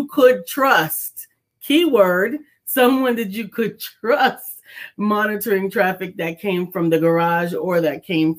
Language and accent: English; New York City, New York, United States; So I grew up in the Bronx and in River Park Towers